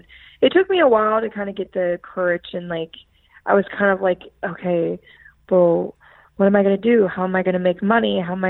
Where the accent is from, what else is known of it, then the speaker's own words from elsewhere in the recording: Philadelphia, Pennsylvania, United States; definitely not the people that you're going to meet somewhere like Philadelphia. Of course, I love my hometown